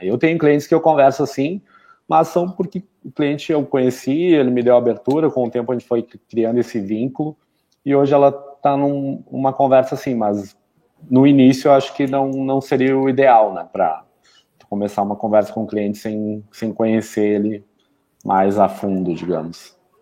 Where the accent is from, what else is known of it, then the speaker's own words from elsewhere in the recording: Canela, Rio Grande do Sul, Brazil; sou natural aqui de Canela